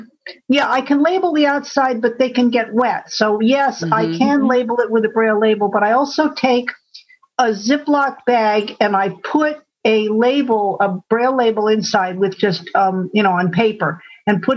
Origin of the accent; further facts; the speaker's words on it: Syracuse and Buffalo area, New York, United States; now in about an hour and a half south of Albany, United States; I grew up there